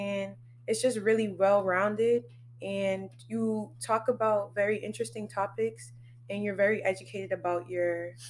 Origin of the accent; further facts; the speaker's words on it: Brockton, Massachusetts, United States; also born or lived in Maryland / Boston / Sierra Leone (ancestry); Brockton, I guess I was raised here